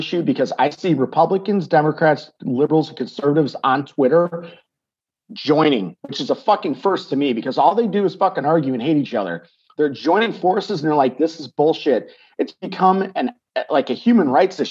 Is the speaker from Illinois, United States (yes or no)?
yes; Chicago, Illinois, United States; moved away as an adult; also born or lived in Los Angeles; now in Texas, United States; I'm born and raised in Chicagoland.